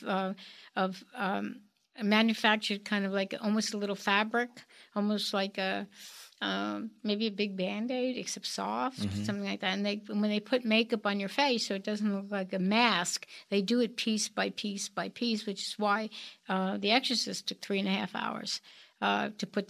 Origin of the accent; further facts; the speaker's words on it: New York, United States; I was born in New York